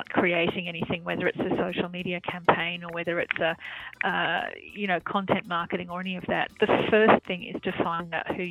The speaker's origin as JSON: {"language": "English", "country": "Australia", "accent": "Australian", "moved": "yes", "lives_now": "Germany", "said": "I'm an Australian journalist, as you can probably tell by my accent, but I live and I work in Germany."}